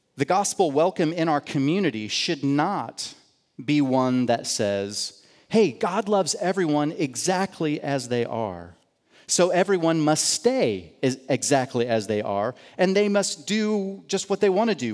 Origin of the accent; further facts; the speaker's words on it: United States; I grew up outside of Kansas City